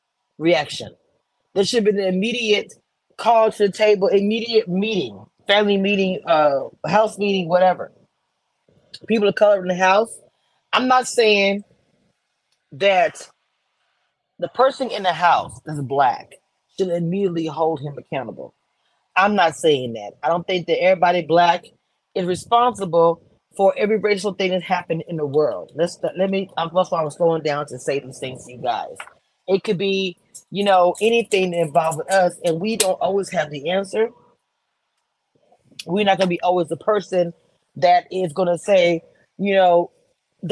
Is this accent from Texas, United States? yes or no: yes; Texas, United States; I grew up in Texas.